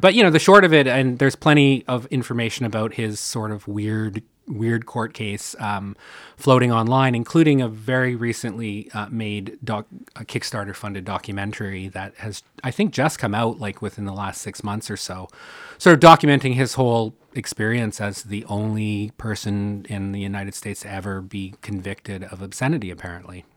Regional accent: Canada; a Canadian

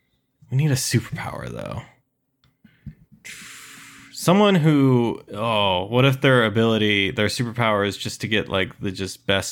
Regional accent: Waverly, Iowa, United States; I found a drawer full of just underwear in my hometown, Waverly, Iowa.

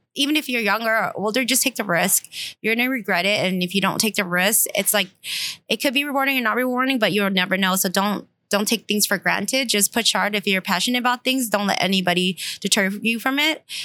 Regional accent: Stockton, California, United States; I was born in Stockton

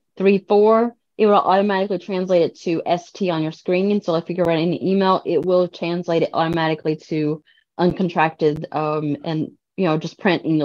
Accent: Cajun, Louisiana, United States; Well, French is my second language. I'm Cajun, so I learned that very early on

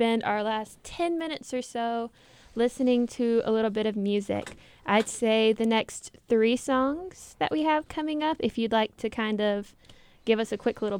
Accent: the South, United States; It's like we're from the South, but still.

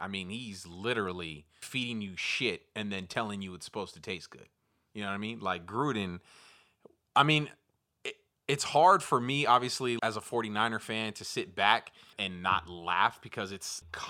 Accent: South San Francisco, California, United States; So I'm born and raised in the Bay Area Peninsula, South San Francisco.

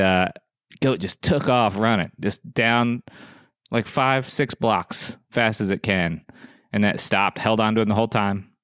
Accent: South Dakota, United States; moved away; I grew up in South Dakota.

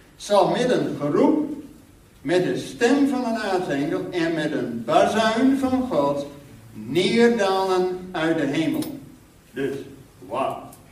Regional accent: Netherlands; als Nederlander

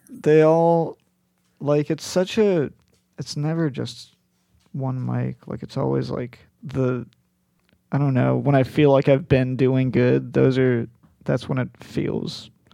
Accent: Palo Alto, California, United States; also born or lived in Colorado; I'm from Palo Alto

